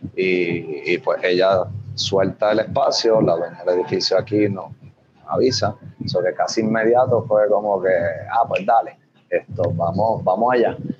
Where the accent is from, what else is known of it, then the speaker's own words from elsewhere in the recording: Arecibo, Puerto Rico; also born or lived in Barceloneta, Puerto Rico; now in Hatillo, Puerto Rico; mi familia, tanto de padre como de madre, son, son arecibeños, nací aquí esto, me crié, me entré aquí en Barceloneta, yo no he salido muy lejos.